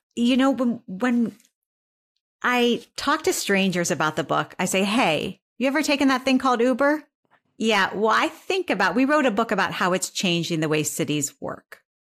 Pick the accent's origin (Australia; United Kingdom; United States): United States; Northeast Ohio; moved away; I'm from Northeast Ohio